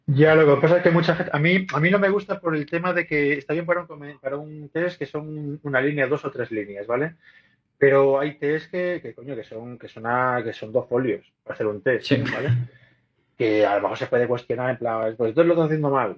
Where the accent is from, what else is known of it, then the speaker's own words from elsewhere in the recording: Spain; soy un tío español